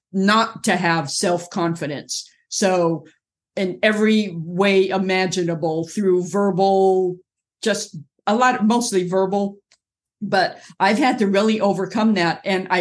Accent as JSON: {"language": "English", "area": "Orange County", "region": "California", "country": "United States", "tie": "born or raised there", "also_born_or_lived": "Inglewood, California", "moved": "as an adult", "lives_now": "North Carolina, United States", "said": "I was born in Inglewood, California, grew up in Orange County, California, near a beach community most of my life"}